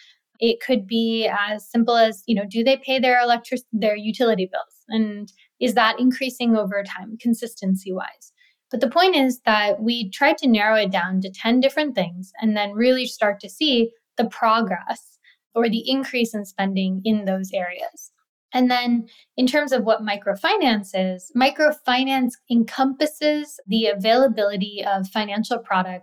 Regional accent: India; when I learned about microfinance, I was like, wow, I'm from India. This is something that is happening even in my own country.

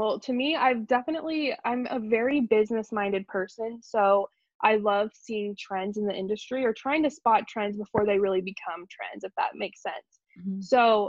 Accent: Wichita, Kansas, United States; also born or lived in New York; No. So I am from New York originally, but we moved to Wichita, Kansas when I was a baby.

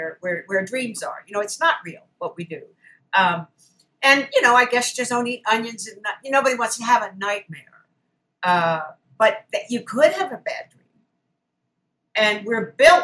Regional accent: Baltimore, Maryland, United States; moved away; my hometown, Baltimore

